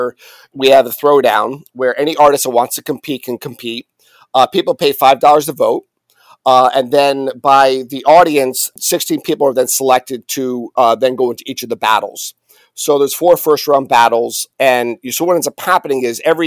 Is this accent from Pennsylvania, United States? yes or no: yes; Allentown, Pennsylvania, United States; moved away as an adult; also born or lived in Syracuse; I'd rather have moved home, made a difference in my hometown